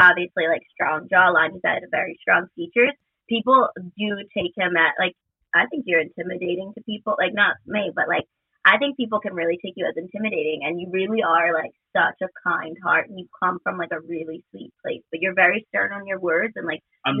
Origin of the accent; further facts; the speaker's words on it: Chalmette, Louisiana, United States; I grew up in New Orleans, but Chalmette, which is like 20-30 minutes from New Orleans